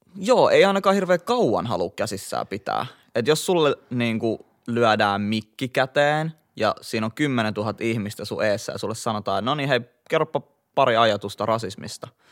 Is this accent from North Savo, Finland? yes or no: no; Helsinki, Uusimaa, Finland; mä oon kasvanut ja syntynyt Kontulassa, Itä-Helsingissä